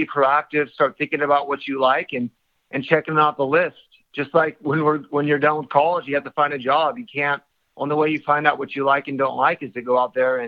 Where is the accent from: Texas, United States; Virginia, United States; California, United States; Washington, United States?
California, United States; We're from California